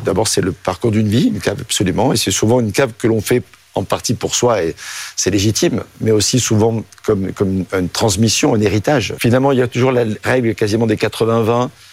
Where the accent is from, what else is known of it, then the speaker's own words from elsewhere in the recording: Provence-Alpes-Côte d'Azur, France; also born or lived in Marseille / Rhône / Alps; je suis né à Marseille, j'ai grandi en Provence et dans le Rhône et dans les Alpes.